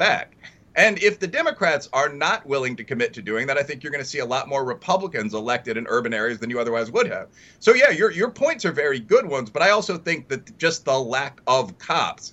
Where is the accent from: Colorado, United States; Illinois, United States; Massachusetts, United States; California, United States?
Illinois, United States; Chicago; my hometown of Chicago